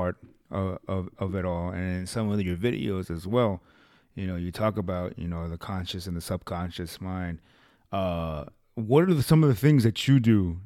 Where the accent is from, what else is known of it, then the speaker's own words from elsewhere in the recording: the West, United States; I grew up here out in the West